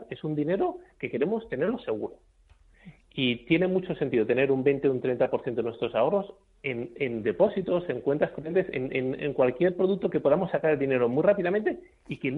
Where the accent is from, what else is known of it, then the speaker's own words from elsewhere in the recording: Spain; al final los españoles, como los españoles y cualquier persona del mundo, odiamos perder dinero.